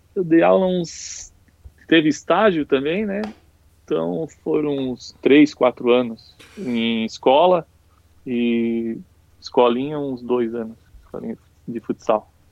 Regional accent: Penha, Santa Catarina, Brazil; eu moro, sempre morei a minha vida toda aqui em Penha, né? É a cidade pequena, então sempre fui criado com bastante liberdade

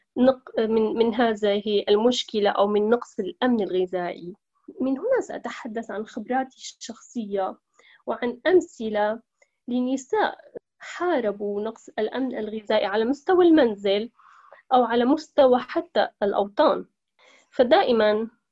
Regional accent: Aleppo, Aleppo Governorate, Syria; moved away as an adult; now in Italy; امرأة سورية من مدينة حلب حيث ترعرعت ودرست

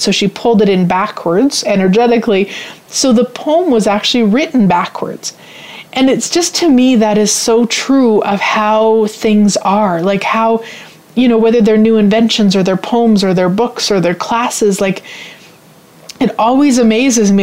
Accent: Canada; I'm Canadian, in case you don't know. A lot of people assume I'm American, but I'm actually Canadian

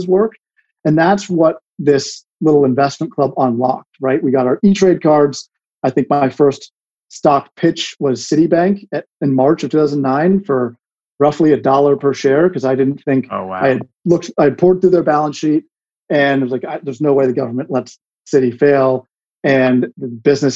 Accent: Washington, District of Columbia, United States; moved away; also born or lived in Connecticut; I grew up in DC on Capitol Hill, basically right across the street from the Capitol.

